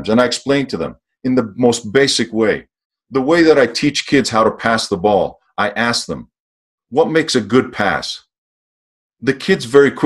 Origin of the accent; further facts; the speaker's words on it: Greece; moved away; Growing up in Greece